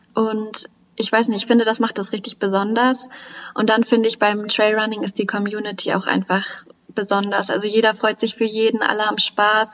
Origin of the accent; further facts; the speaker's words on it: Central and Northern Germany, Germany; die Region, wo ich geboren bin, wo ich herkomme, das ist ja eher Mittel- und Norddeutschland